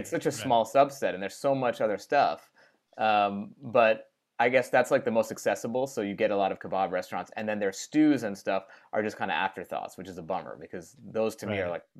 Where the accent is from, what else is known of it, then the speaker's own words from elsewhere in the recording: Great Neck, New York, United States; I grew up in Great Neck, Long Island.